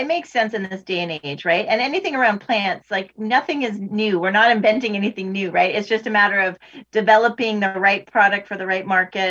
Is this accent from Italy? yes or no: no; Ontario, Canada; I'll say Ontario, since I'm only from Ontario